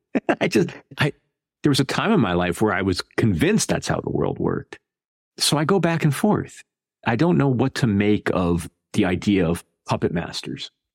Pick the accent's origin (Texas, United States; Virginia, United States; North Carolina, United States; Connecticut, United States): Connecticut, United States; moved away; I'm from Connecticut originally, and I was a child, sort of the 70s and 80s